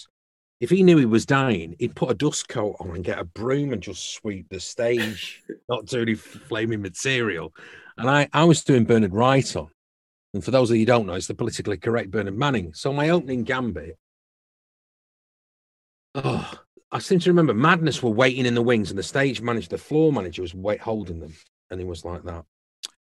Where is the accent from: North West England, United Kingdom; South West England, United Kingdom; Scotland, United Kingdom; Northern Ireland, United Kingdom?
North West England, United Kingdom; Preston; also born or lived in Salford; I was born in Salford, but I was adopted and I grew up in a little village just outside Preston